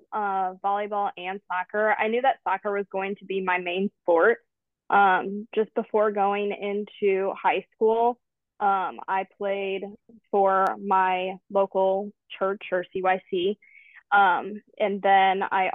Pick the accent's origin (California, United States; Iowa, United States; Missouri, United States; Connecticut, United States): Missouri, United States; St. Louis; I grew up in the St. Louis area.